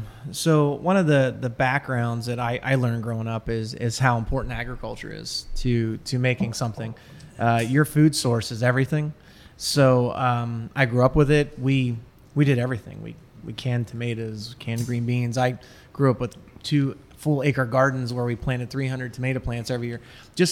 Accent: Williamsburg, Pennsylvania, United States; Small town called Williamsburg. Like Williamsburg, Virginia, there's one in Pennsylvania that's near Altoona State College area.

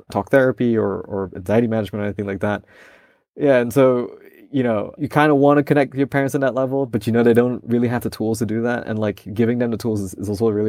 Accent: Malaysia; now in United States; I also am a minority in my home country.

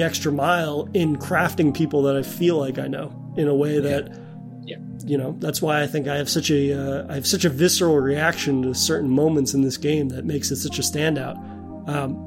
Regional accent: Boston, Massachusetts, United States; as a Bostonian

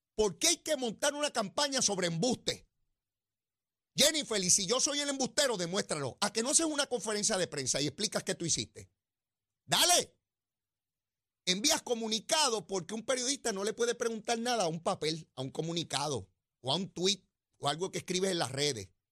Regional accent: San Juan, Puerto Rico; en Capetillo, en Río Piedra, donde yo me crié, allí en Sabanayana

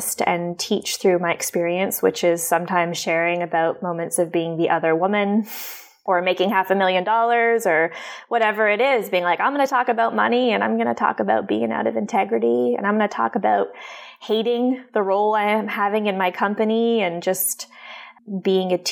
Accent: Canada; moved away as an adult; now in United States; I'm Canadian, but I've been living in the U.S. for about 3 years.

